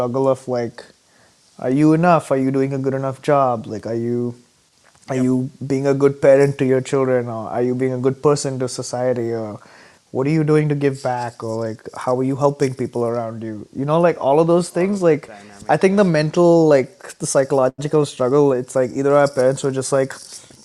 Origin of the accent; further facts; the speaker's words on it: Mumbai, Maharashtra, India; moved away as an adult; now in Minnesota, United States; growing up in India